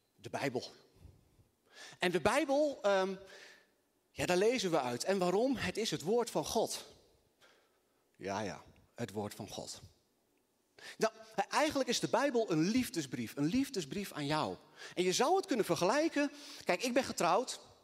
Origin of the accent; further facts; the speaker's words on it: Assen, Drenthe, Netherlands; also born or lived in Twente; ik kom eh, eh, uit Assen.